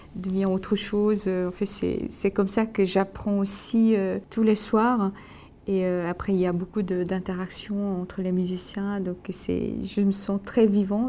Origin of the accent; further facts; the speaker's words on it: South Korea; moved away; je suis loin de la Corée, euh, en ce moment